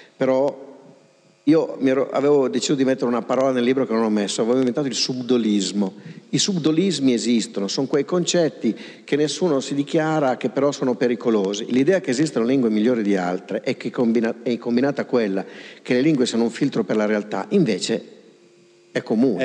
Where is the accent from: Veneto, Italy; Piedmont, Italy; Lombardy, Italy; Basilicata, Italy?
Lombardy, Italy; Pavia; io sono di Pavia